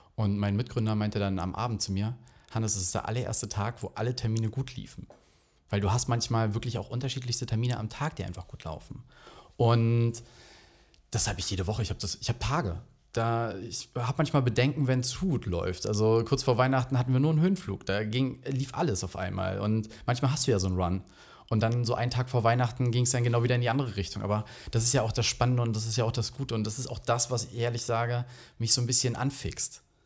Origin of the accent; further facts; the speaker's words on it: Rügen, Mecklenburg-Vorpommern, Germany; ich bin halt auf Rügen aufgewachsen